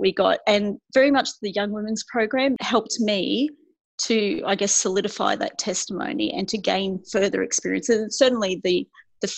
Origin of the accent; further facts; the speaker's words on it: Queensland, Australia; also born or lived in Gosnells, Western Australia; my parents were actually moved to Queensland just before I was born.